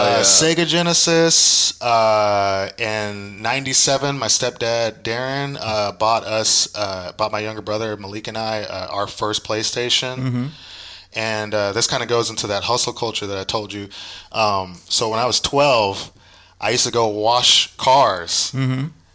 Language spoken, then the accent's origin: English; Oakland, California, United States; born there; So I was born in Oakland, East 33rd